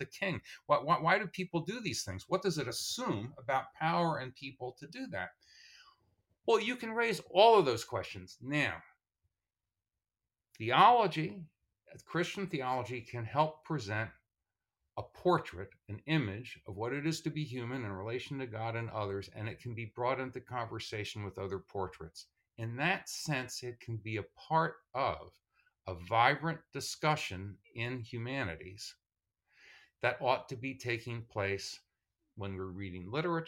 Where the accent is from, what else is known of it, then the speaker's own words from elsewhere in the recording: Tenafly, New Jersey, United States; I come from Tenafly, New Jersey